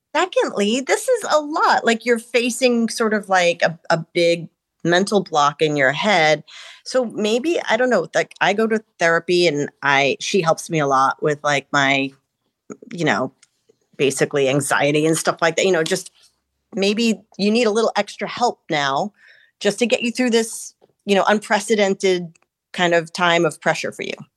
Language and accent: English; East Coast, United States; now in Los Angeles, United States; we're from the East Coast